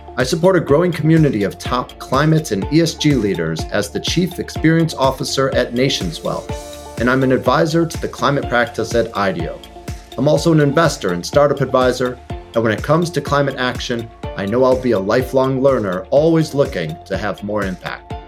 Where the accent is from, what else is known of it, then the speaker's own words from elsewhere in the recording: Chicago, Illinois, United States; moved away; my hometown